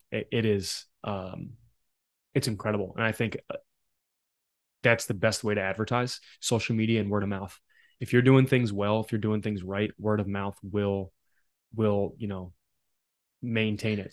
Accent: Philadelphia, Pennsylvania, United States; also born or lived in South Jersey; I grew up in Philly

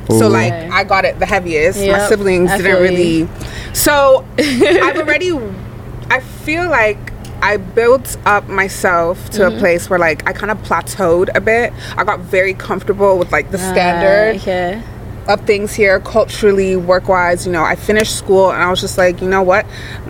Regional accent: Canada; moved away as an adult; also born or lived in Lagos, Nigeria; I was born and raised in Canada

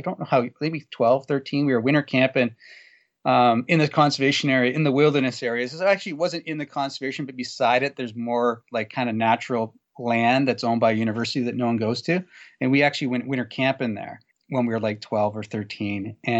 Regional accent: Guelph, Ontario, Canada; Sorry, I grew up in Guelph, which is probably about 20 minutes south of Elora.

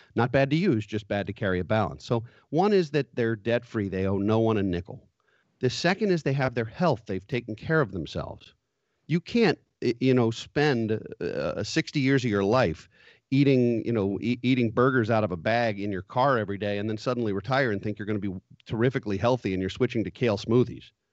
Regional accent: United States; as American people

